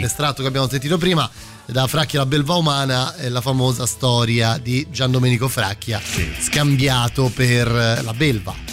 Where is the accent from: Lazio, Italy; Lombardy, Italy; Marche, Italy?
Lazio, Italy; Rome; da romano